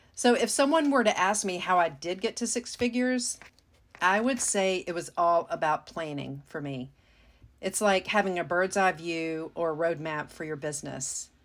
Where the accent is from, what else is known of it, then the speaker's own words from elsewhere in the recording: Mississippi, United States; moved away; my home state of Mississippi